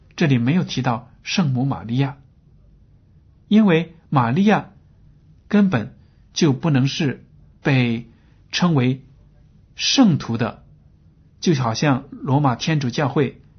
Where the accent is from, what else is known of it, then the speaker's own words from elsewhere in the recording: China; 我们中国人